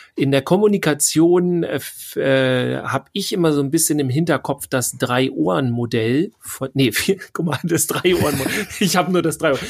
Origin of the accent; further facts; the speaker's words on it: Northern Germany, Germany; Wir kommen ja aus dem hohen Norden